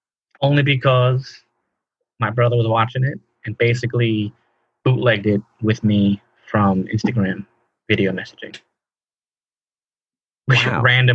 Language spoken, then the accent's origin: English; New York, United States; we had it here too in New York